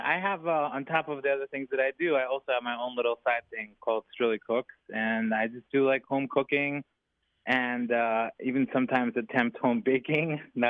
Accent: Miami, Florida, United States; Yes, so I grew up in Miami

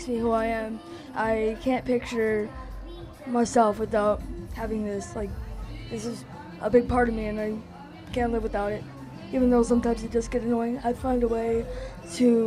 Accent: Metuchen, New Jersey, United States; I'm from New Jersey.

